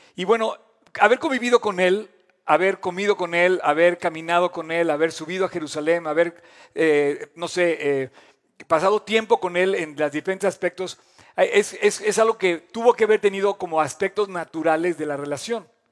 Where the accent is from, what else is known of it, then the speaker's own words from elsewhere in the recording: Mexico; como mexicanos